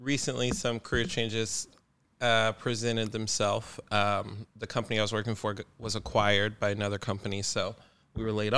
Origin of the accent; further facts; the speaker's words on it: Las Vegas, Nevada, United States; moved away as an adult; now in Portland, United States; Born and raised in Las Vegas, moved to Portland 3 years ago